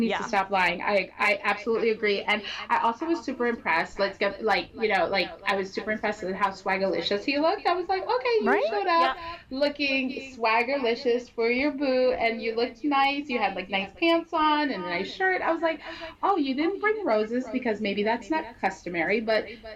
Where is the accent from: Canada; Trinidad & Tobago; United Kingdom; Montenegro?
Trinidad & Tobago; I'm from Trinidad, so like my grandma wore dresses like